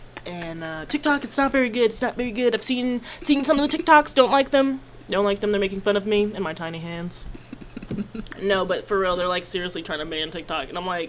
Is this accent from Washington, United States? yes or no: no; Maryland, United States; I'm from Maryland.